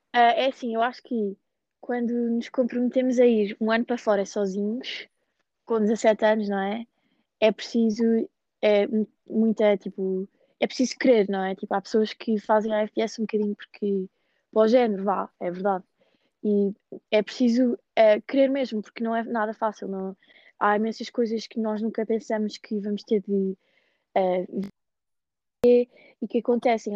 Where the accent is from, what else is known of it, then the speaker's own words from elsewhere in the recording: Lisbon, Portugal; moved away as an adult; now in Ohio, United States; eu cresci em Lisboa, tipo, no meio de Lisboa